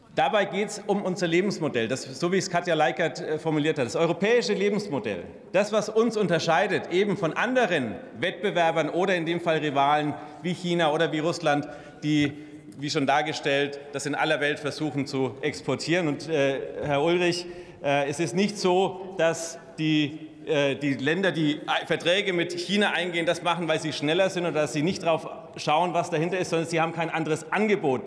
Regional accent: Germany; als Deutsche

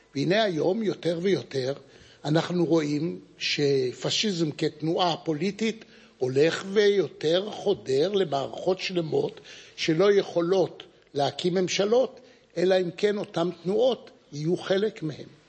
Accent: Jerusalem, Jerusalem District, Israel; אני נולדתי בירושלים, למשפחה שהגיעה לירושלים ב-1809, מווילנה

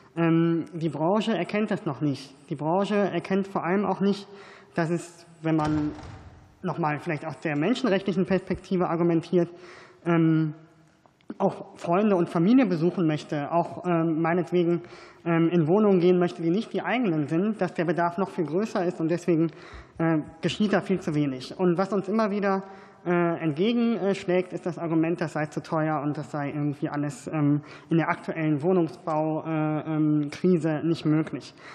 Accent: North Rhine-Westphalia, Germany; ich komme aus NRW

